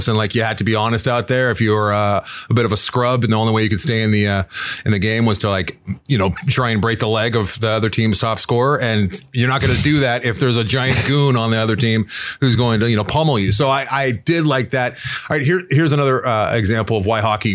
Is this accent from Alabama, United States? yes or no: no; Southern California, United States; I was born and raised in Southern California